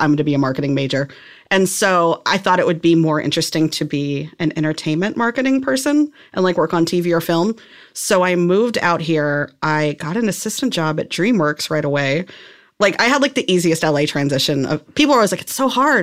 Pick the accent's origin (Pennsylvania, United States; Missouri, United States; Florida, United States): Missouri, United States; outside of Saint Louis; moved away as an adult; I was, like, an hour outside of Saint Louis